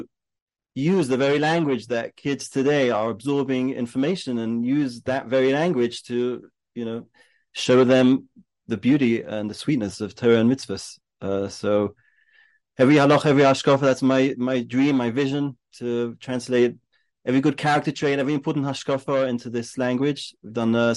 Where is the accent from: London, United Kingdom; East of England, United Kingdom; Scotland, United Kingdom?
London, United Kingdom; moved away as an adult; now in Israel; I grew up in London, went to Hasmonean